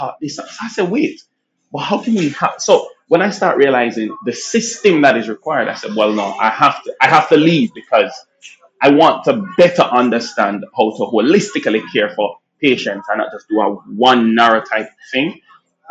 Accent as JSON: {"language": "English", "country": "Jamaica", "tie": "born or raised there", "also_born_or_lived": "Nigeria", "accent": "Jamaican", "moved": "as an adult", "lives_now": "United States", "said": "I'm born in Nigeria, raised in Jamaica."}